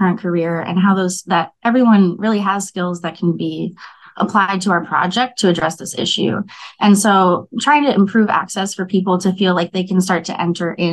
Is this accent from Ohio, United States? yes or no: no; Minneapolis, Minnesota, United States; I was born and raised in South Minneapolis